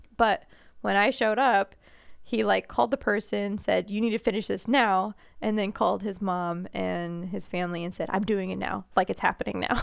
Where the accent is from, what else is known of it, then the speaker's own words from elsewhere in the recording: New England, United States; moved away as an adult; now in Indianapolis, United States; as a New Englander